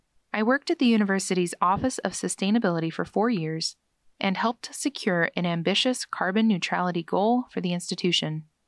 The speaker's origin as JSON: {"language": "English", "region": "Washington", "country": "United States", "tie": "born or raised there", "said": "Growing up in North Central Washington instilled in me a deep-rooted love for the natural world and the communities it nourishes."}